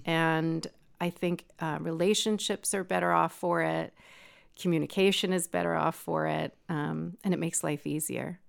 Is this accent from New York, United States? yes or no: yes; New York, United States; moved away as an adult; also born or lived in Lake County, California; now in California, United States; I grew up in New York